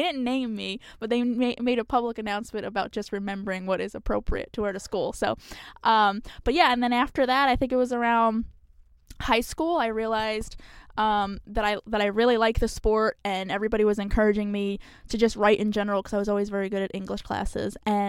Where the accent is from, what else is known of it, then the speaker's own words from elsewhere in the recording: New Jersey, United States; So nobody can ever figure out where I'm from. But so grew up in New Jersey.